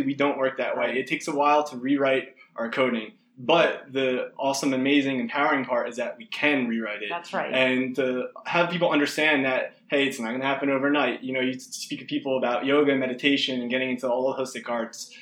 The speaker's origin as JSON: {"language": "English", "region": "New Jersey", "country": "United States", "said": "I'm far away from New Jersey. We have all this family there"}